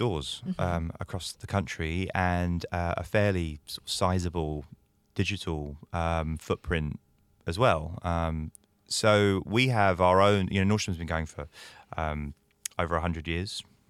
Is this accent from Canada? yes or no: no; United Kingdom; I'm British in case my accent didn't give that away.